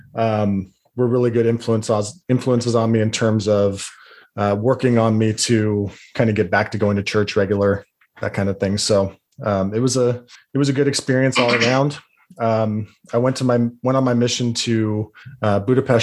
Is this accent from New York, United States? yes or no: no; Salt Lake area, Utah, United States; also born or lived in Bountiful, Utah / West Jordan, Utah; I was born and raised in the Salt Lake area